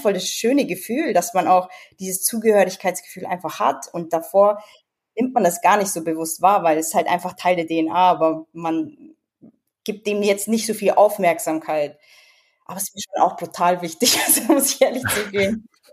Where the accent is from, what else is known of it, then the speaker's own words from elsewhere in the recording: Edling, Bavaria, Germany; accent: Bavarian; also born or lived in United States; ich komme aus Bayern